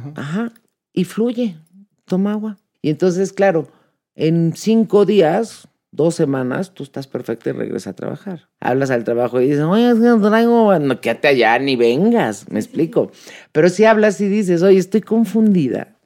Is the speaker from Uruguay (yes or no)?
no; Mexico; nosotros como mexicanos